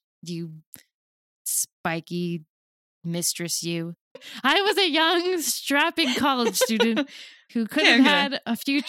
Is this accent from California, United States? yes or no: yes; San Diego, California, United States; I grew up in San Diego.